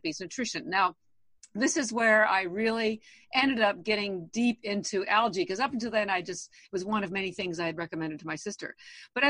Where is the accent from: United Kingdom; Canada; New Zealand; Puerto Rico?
Canada; moved away as an adult; now in Boston, United States; I've actually lived in Boston over 30 years, although I am Canadian